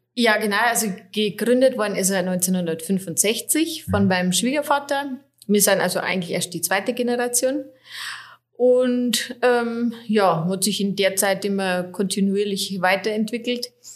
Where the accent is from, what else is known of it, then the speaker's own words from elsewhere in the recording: Schönsee, Bavaria, Germany; also born or lived in Oberviechtach / Regensburg; ich bin äh, nicht gebürtige Oberfichtacherin, sondern ich komme aus Schönsee, so 13 Kilometer weiter östlich. Ich war aber dann schon zur Schulzeit in Oberfichtach am wartenburg gymnasium